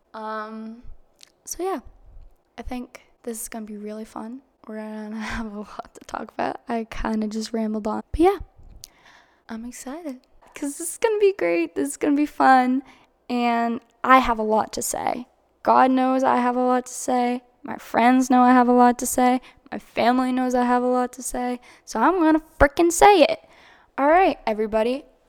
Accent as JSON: {"language": "English", "region": "Massachusetts", "country": "United States", "tie": "born or raised there", "also_born_or_lived": "Florida", "moved": "as an adult", "said": "drove back up to Massachusetts. And I lived with my grandmother, my grandfather in my hometown"}